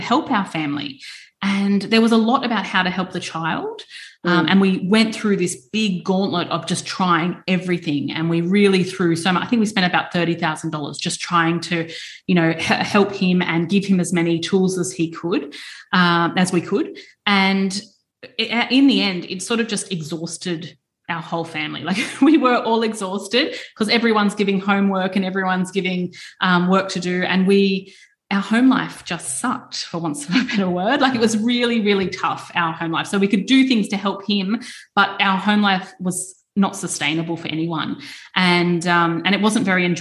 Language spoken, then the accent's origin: English; Queensland, Australia; growing up in Queensland